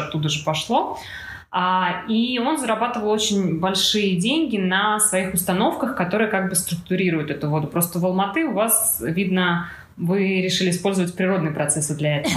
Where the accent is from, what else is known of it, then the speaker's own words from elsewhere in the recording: Moscow, Russia; Москва у нас большой город, откуда я родом